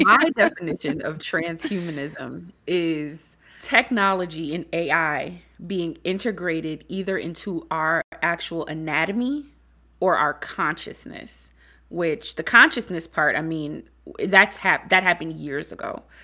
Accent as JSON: {"language": "English", "town": "Beaufort", "region": "South Carolina", "country": "United States", "said": "I'm from Beaufort, South Carolina"}